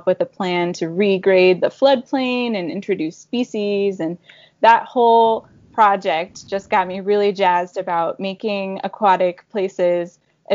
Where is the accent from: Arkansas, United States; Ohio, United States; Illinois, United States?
Ohio, United States; Northeast; I am from Ohio, Northeast Ohio. I grew up near the Cuyahoga Valley National Park.